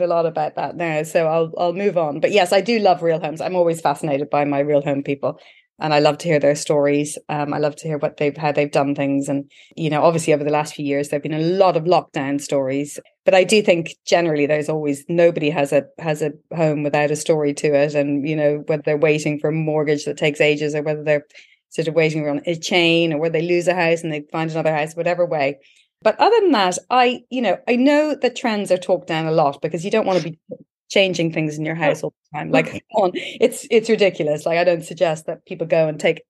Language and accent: English; Ireland; we've all seen this as Irish people